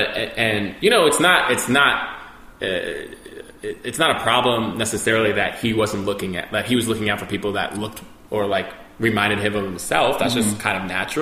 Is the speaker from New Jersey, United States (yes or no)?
yes; New Jersey, United States; also born or lived in New York; I was born in New York, and then I kind of grew up in Jersey.